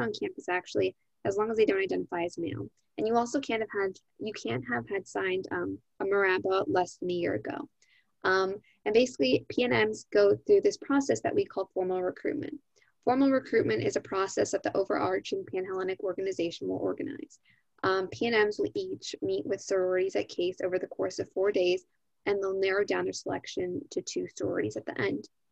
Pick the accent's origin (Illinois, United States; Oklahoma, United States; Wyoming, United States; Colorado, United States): Illinois, United States; Gurnee; moved away as an adult; now in Cleveland, United States; I'm also from Gurnee, Illinois, which is a suburb of Chicago